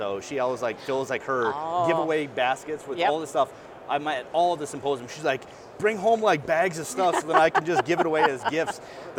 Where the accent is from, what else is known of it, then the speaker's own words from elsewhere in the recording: North Dakota, United States; now in Colorado, United States; But I'm a northern redneck, I call myself, mm-hmm. born and raised in North Dakota. People tell me it's Southern Canada